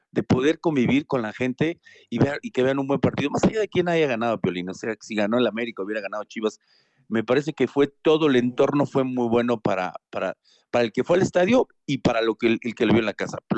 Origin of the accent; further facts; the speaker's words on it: Argentina; Eh, como, como, como argentino se lo puedo decir, che, Hermosillo 27.